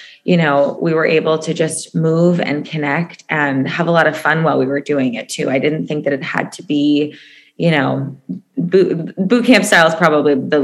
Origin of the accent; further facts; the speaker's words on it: Chicago, Illinois, United States; moved away as an adult; now in Los Angeles, United States; I'm originally from Chicago, lived in LA for 9 years